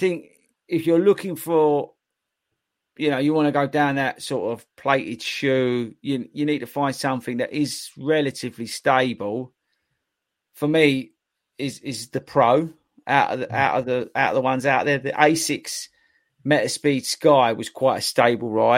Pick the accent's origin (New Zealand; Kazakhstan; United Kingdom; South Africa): United Kingdom; We're British